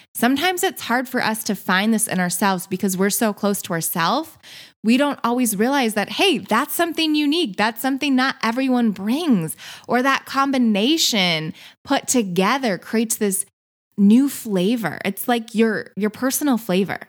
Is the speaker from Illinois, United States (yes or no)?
no; Michigan, United States; moved away as an adult; also born or lived in San Diego; But I'm from Michigan, so I am now back in Michigan